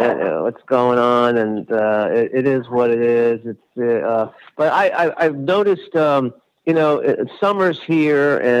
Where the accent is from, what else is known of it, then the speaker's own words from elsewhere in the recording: Los Angeles, California, United States; I grew up in Los Angeles